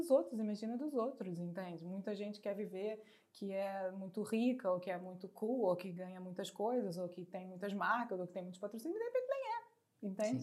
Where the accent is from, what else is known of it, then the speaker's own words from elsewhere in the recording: Brazil; moved away as an adult; now in Portugal; Como brasileira